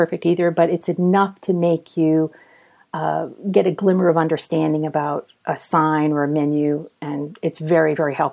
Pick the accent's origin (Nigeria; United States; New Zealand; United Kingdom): United States; as an American